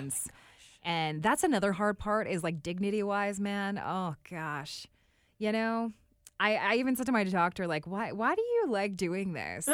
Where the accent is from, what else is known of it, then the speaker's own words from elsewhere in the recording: Drayton Valley, Alberta, Canada; moved away as an adult; also born or lived in Calgary, Alberta / Whitehorse, Yukon; I am from a very small town outside of Edmonton, Alberta. It's called Drayton Valley.